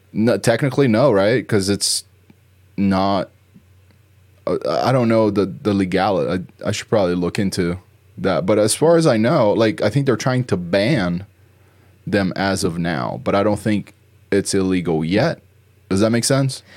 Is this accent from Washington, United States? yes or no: no; New Jersey, United States; moved away; where I grew up in Jersey.